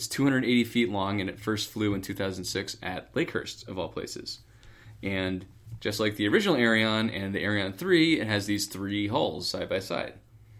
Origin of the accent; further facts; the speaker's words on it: United Kingdom; Being British, if you look at a picture of that one, it's called the Flying Bum.